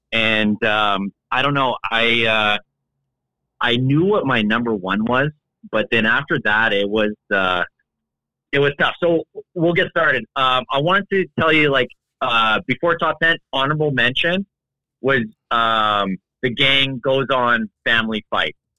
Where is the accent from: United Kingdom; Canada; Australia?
Canada; the show I was raised on in Canada